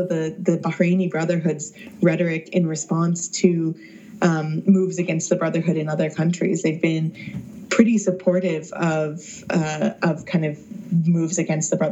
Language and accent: English; the Bible Belt, United States; growing up in the Bible Belt